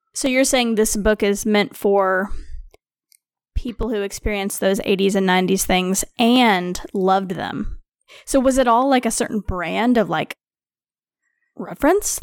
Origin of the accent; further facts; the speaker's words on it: Missouri, United States; I am from Missouri, which is just south